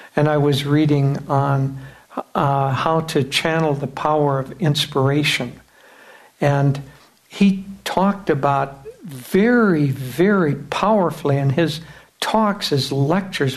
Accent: United States; we come back as Americans from the West

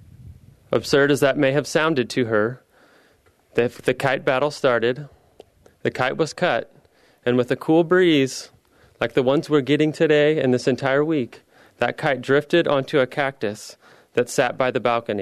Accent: Midwest, United States; moved away as an adult; also born or lived in Philadelphia / San Francisco / Los Angeles; now in Seattle, United States; I grew up in the Midwest, and I went to school at the University of Missouri

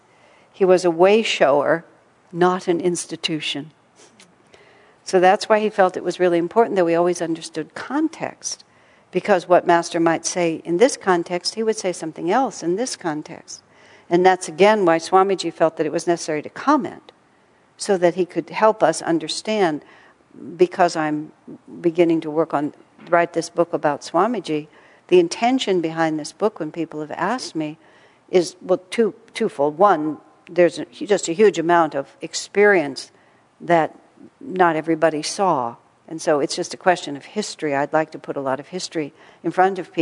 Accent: Texas, United States; I grew up in Texas

